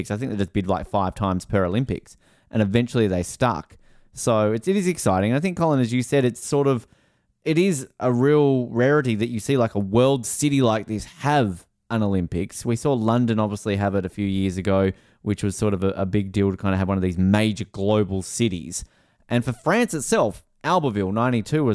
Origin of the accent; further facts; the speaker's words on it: Tasmania, Australia; my home state